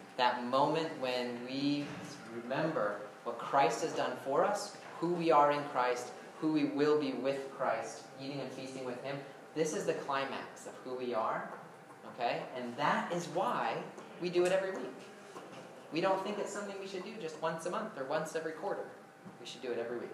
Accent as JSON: {"language": "English", "country": "United States", "said": "we have been raised in the American culture"}